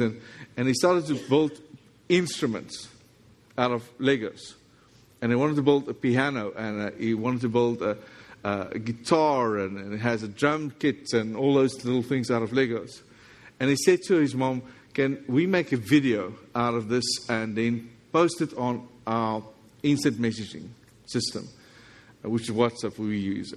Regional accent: South Africa; accent: South African English; this is South African English

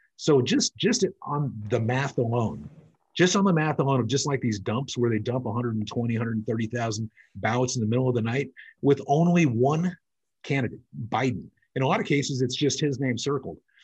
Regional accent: California, United States; also born or lived in Bahamas; now in Nevada, United States; I was originally from California. I live in Nevada and the Bahamas

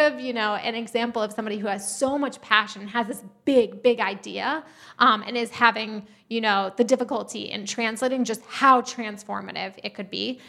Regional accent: New York, United States; moved away as an adult; also born or lived in Uganda / Minnesota; I grew up in New York.

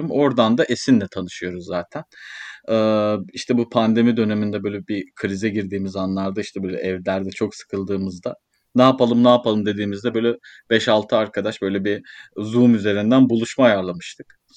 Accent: Ankara, Turkey; Ee, 93 Ankara doğumluyum. Ankara'dan da hiç dışarı çıkmadım maalesef.

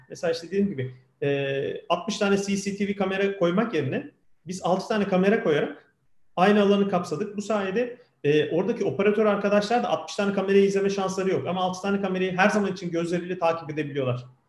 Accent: Kocaeli, Turkey; ben 1978 yılında Kocaeli'de doğdum.

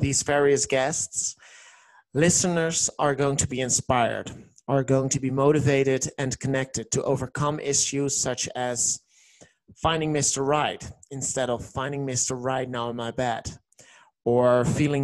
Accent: Netherlands; English is a second language; I'm from the Netherlands, and that's the reason why you hear an accent

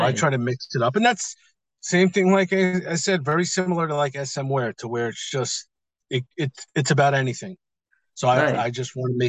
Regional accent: New York, United States; now in Las Vegas, United States; I'm in Las Vegas right now. I'm originally from New York

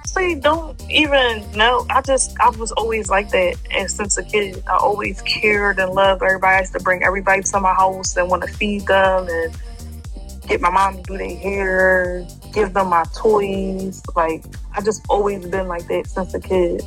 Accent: Philadelphia, Pennsylvania, United States; I'm from Philly, from West.

